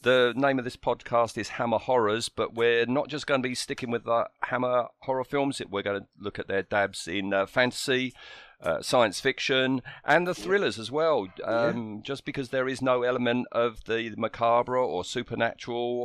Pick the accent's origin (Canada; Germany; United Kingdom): United Kingdom; we're British